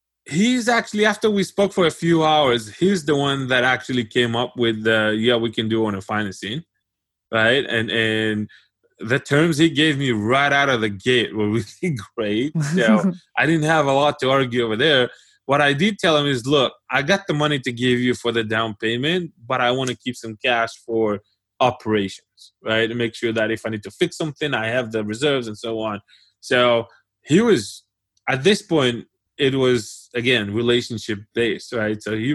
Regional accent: Israel; and then he got interested in Israel and the fact that I came from Israel, and we had a whole conversation about that.

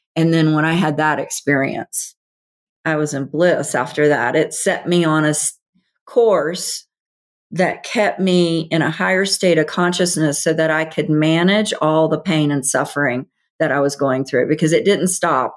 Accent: the South, United States; I grew up in the South, Bible Belt.

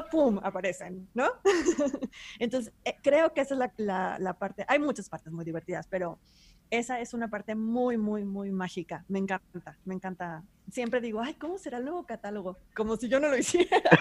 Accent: Monterrey, Nuevo León, Mexico; yo soy de Monterrey, que está en el norte de México

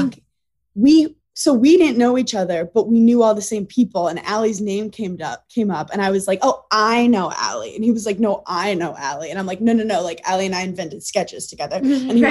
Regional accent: New York City, New York, United States; I'm this girl from Brooklyn

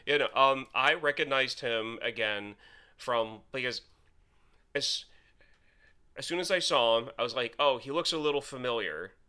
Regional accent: United States; as an American

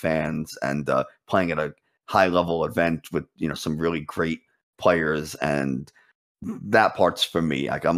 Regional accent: New York City, New York, United States; New York City.

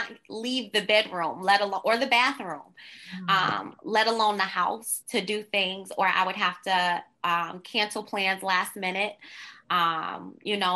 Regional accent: Detroit, Michigan, United States; I grew up in Detroit, on the east side of Detroit.

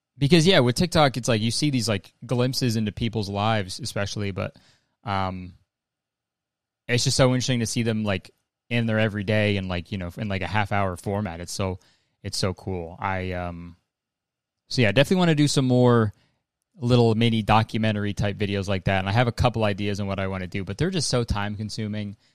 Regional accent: Canada; I'm Canadian

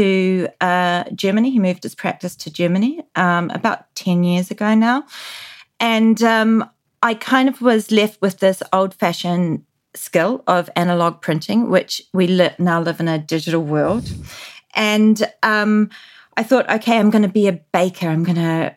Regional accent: New Zealand; moved away; growing up in New Zealand in the 80s

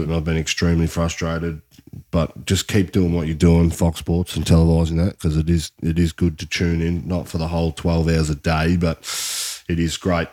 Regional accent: Australia; as an Australian

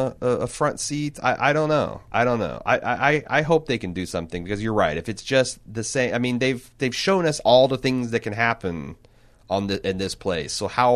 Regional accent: the South, United States; I'm from the South and I couldn't understand half of what she's saying

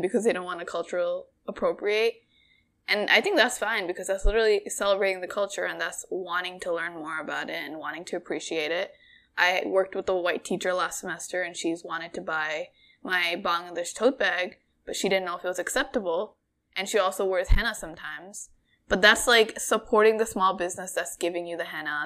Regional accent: Bangladesh; moved away; Bangladesh, 'cause that's where I'm from.

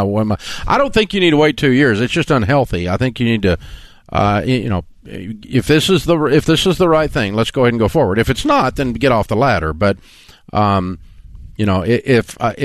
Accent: Tennessee, United States; I'm from Tennessee

